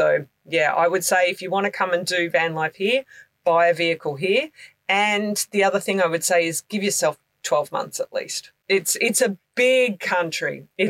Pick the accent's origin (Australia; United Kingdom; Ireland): Australia; And I guess, again, COVID kind of made us see our own country.